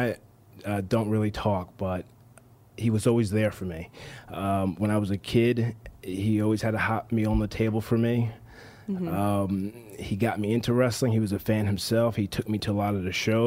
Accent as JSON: {"language": "English", "region": "New Jersey", "country": "United States", "tie": "born or raised there", "also_born_or_lived": "Tampa, Florida", "moved": "as an adult", "said": "I moved down from New Jersey, where I'm born and raised, all the way down to Tampa, Florida"}